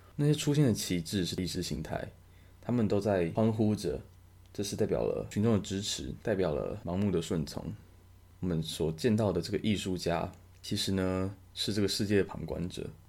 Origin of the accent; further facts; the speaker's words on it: Taiwan; 我相信大部分的台湾人可能都是没有英文名字的